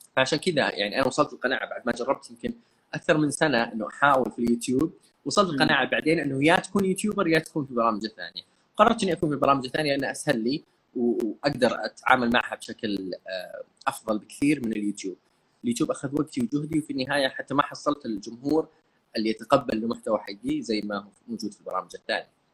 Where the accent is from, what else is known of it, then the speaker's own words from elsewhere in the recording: Saudi Arabia; عندنا في السعوديه والخليج عموما